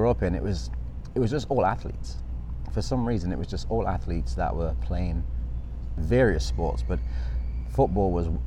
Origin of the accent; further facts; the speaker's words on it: Nottingham, East Midlands, United Kingdom; Oh, um, I'm from Nottingham in England, which is north of London, as a reference point for most people.